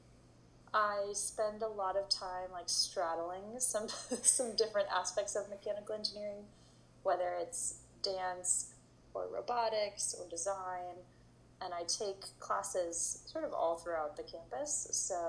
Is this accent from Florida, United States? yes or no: no; Berkeley, California, United States; also born or lived in New York City; I grew up in Berkeley, California